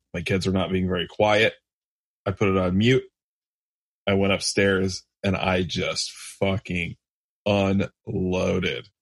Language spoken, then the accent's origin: English; Michigan, United States; I'm from Michigan